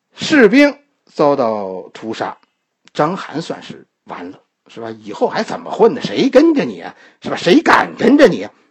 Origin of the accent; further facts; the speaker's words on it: China; 我们今天的中国人